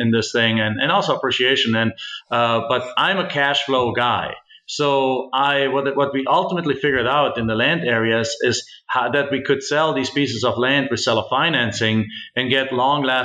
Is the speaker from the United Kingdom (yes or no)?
no; Germany; moved away as an adult; now in United States; I'm actually originally from Germany